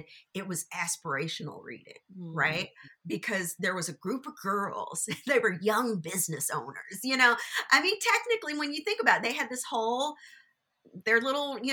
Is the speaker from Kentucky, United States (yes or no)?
yes; Louisville, Kentucky, United States; I'm born and raised in Louisville